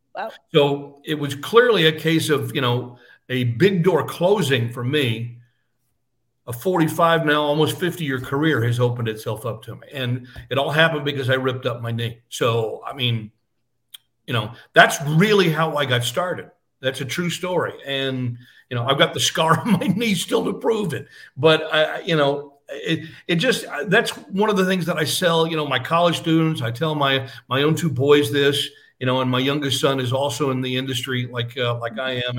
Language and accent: English; Fort Worth, Texas, United States; moved away as an adult; local uh, newspaper where I grew up in Fort Worth, Texas